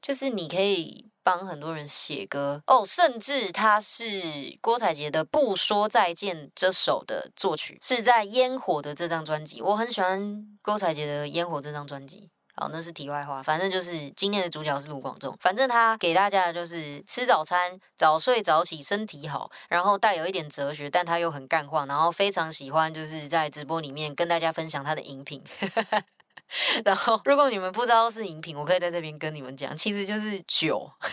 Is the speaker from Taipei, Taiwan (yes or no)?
yes; Taipei, Taiwan; 身为台北人